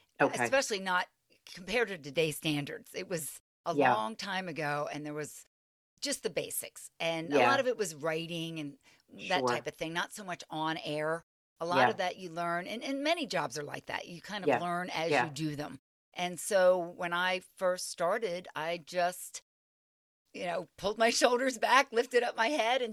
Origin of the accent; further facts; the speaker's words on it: Philadelphia, Pennsylvania, United States; I was from the Philadelphia area